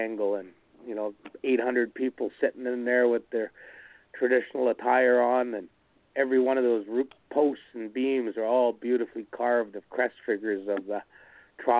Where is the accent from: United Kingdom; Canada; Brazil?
Canada; Alert Bay, British Columbia; I was born in Alert Bay